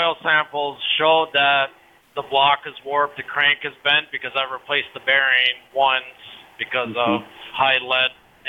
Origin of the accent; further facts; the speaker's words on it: Minnesota, United States; I mean, I'm from Minnesota